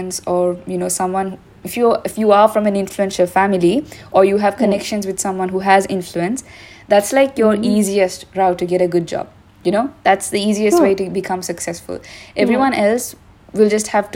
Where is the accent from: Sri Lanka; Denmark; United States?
Sri Lanka; since we are both from Sri Lanka and we're in Sri Lanka right now